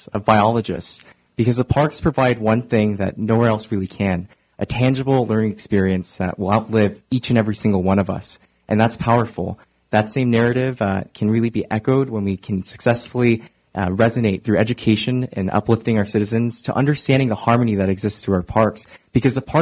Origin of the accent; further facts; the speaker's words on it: Oakland, California, United States; I volunteer in my hometown of East Oakland